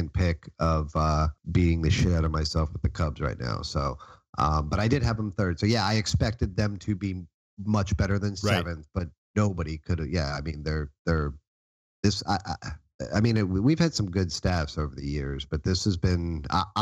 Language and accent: English; Jupiter, Florida, United States; three of us grew up in Jupiter, Florida